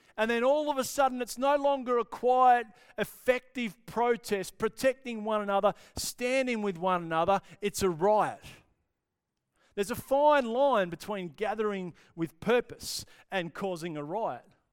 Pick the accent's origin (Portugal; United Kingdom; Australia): Australia; perhaps as Australian followers of Jesus, Australian Christians